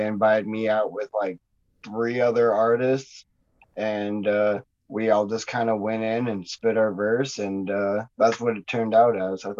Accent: Kalispell, Montana, United States; moved away as an adult; also born or lived in Butte, Montana; now in Missoula, United States; I was born and raised in Kalispell. Last few years, I've been just kind of bouncing around, lived in Butte a little bit, live out here now. So I've been just kind of hopping around.

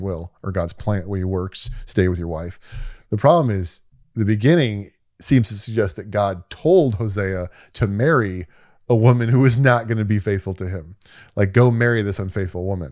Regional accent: United States; being an American

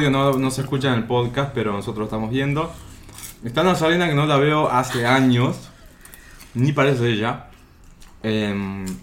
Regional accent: Salta, Argentina; born there; Yo nací en Salta y creo que ya todos se enteraron, ¿no?

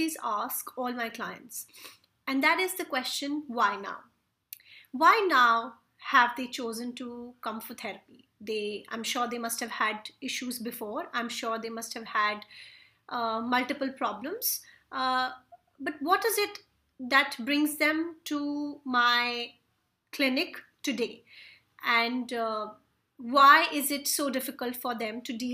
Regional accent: India; I come from India

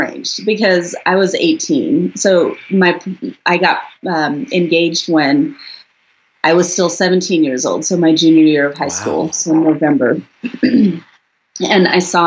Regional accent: United States; also born or lived in South India; I came to the US with my family when I was 5 years old

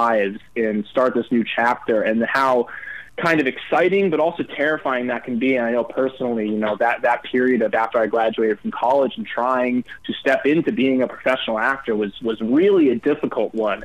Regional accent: New York, United States; also born or lived in Los Angeles; I'm born and raised in New York

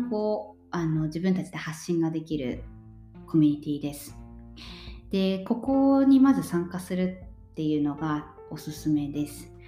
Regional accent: Japan; moved away as an adult; now in Sweden; 私はもともと日本で生まれて日本で育って

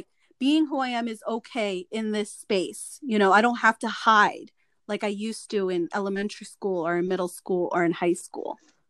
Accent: United States; are like me, you know, born here, speak, you know, English and Spanish

